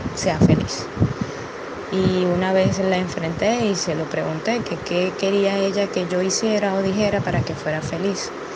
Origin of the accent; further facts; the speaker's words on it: Venezuela; soy de Venezuela